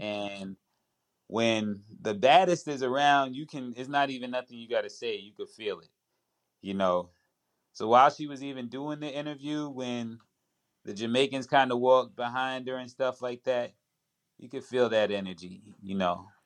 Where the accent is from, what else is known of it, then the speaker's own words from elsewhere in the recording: New York, United States; I was in the inner city, man, the, the part of New York